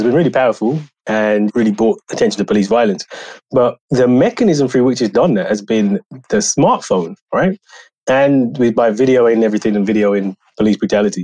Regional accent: United Kingdom; I grew up in the Black power tradition, Black radical tradition in the UK

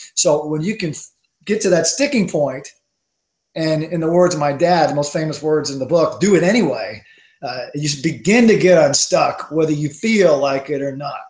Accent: the South, United States; I'm from the South

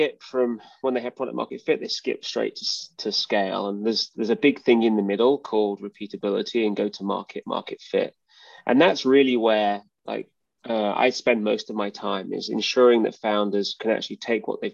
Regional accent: United Kingdom; moved away; as you can probably tell by my accent. I'm from the UK.

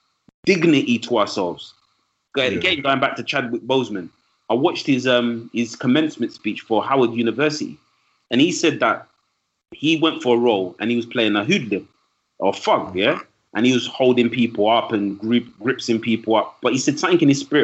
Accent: London, United Kingdom; I'm from East London. I'm proud of where I'm from in East London

